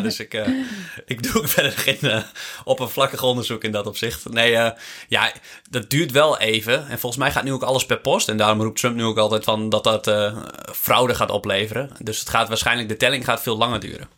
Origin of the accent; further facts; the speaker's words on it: Netherlands; wij als Nederlands